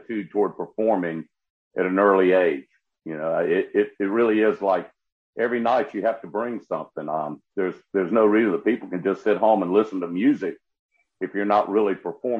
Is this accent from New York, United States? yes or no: no; Columbia, South Carolina, United States; also born or lived in Prosperity, South Carolina; I grew up in Columbia, South Carolina. I was born up in a little small town called Prosperity, northwest area of South Carolina.